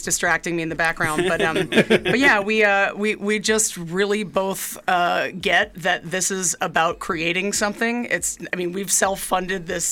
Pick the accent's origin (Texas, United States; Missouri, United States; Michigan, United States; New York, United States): New York, United States; New York City; moved away as an adult; now in Idaho, United States; And I am also from New York. I grew up in Manhattan